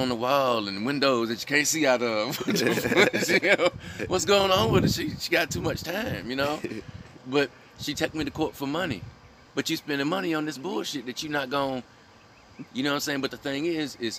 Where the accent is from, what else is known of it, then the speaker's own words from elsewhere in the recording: South Mississippi, United States; I grew up in South Mississippi